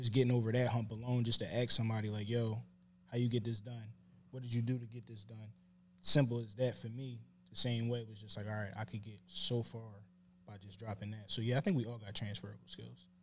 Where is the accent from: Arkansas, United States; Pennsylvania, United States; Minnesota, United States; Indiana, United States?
Pennsylvania, United States; Philadelphia; I'm from West Philly.